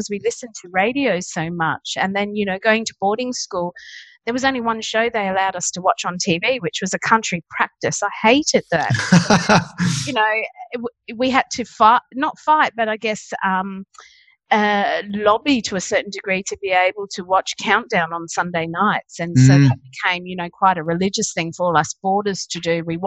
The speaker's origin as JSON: {"language": "English", "town": "Darwin", "region": "Northern Territory", "country": "Australia", "tie": "born or raised there", "also_born_or_lived": "Wagga Wagga, New South Wales / Papua New Guinea", "said": "Moyle, where I grew up"}